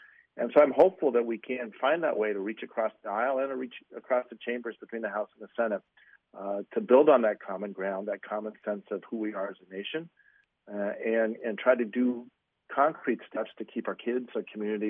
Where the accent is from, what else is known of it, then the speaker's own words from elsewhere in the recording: Highland Park, Illinois, United States; this is my hometown. I was with my wife, and we were sheltered in place for much of the afternoon, as were most people in Highland Park.